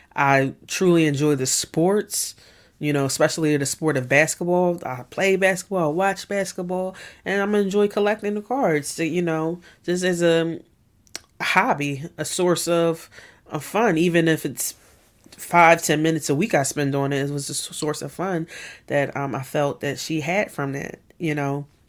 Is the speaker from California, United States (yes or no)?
no; Philadelphia, Pennsylvania, United States; born and raised in West Philadelphia